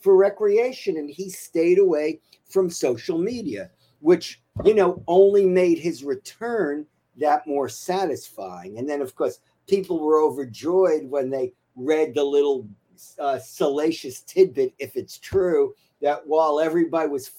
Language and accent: English; New York City, New York, United States; also born or lived in the Bronx; I was born in the Bronx, raised in Queens.